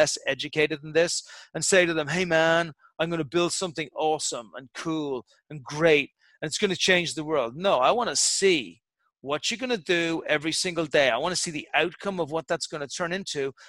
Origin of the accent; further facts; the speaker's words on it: Ireland; I'm an Irish guy from Irish stock